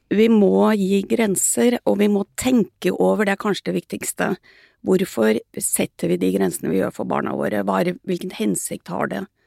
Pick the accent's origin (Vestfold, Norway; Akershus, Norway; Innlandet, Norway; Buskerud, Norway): Vestfold, Norway; Sandefjord; jeg vokste opp i Sandfjord på 50-tallet